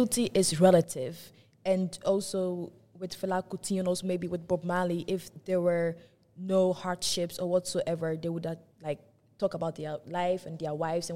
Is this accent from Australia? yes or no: no; Ghana; now in Netherlands; I'm from Ghana